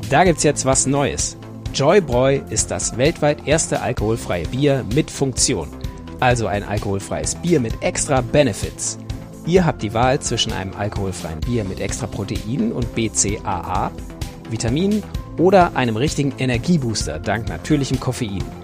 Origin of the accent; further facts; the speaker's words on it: Austria; moved away as an adult; now in Stuttgart, Germany; Also wie man meinem Dialekt entnehmen kann, bin ich Österreicher. Ich wohne zwar seit vielen Jahren in Deutschland, in Stuttgart, aber ich